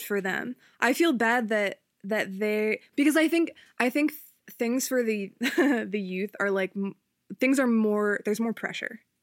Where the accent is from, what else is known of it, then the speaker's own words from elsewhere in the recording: Upper Darby, Pennsylvania, United States; I'm from Upper Darby